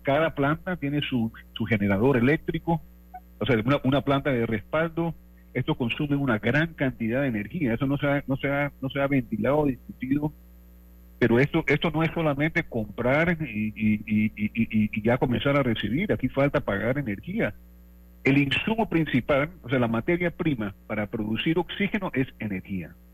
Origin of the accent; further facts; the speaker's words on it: Panama; yo soy panameño y he trabajado y vivido todo mi vida en Panamá